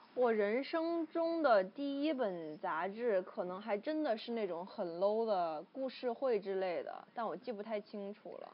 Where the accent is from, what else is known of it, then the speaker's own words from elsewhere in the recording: Hubei, China; 因为我小时候在湖北嘛